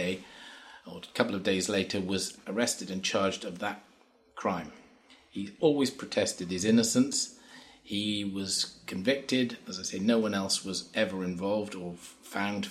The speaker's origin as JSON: {"language": "English", "area": "Shropshire", "region": "West Midlands", "country": "United Kingdom", "tie": "born or raised there", "also_born_or_lived": "Hereford / Newport", "moved": "yes", "lives_now": "Crickhowell, United Kingdom", "said": "I was born in Hereford, grew up in Shropshire, spent some time in Newport, and now live in Crickhowell"}